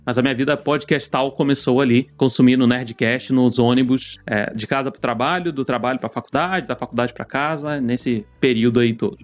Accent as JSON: {"language": "Portuguese", "region": "Rio de Janeiro", "country": "Brazil", "also_born_or_lived": "Nova Iguaçu", "moved": "yes", "lives_now": "São Paulo, Brazil", "said": "eu sou do Rio de Janeiro e. Hoje eu moro em São Paulo, mas eu, eu morava em Nova Iguaçu"}